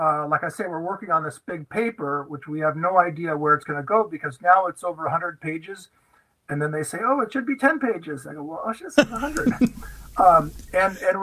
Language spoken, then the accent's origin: English; Los Angeles, California, United States; I was born in Los Angeles, California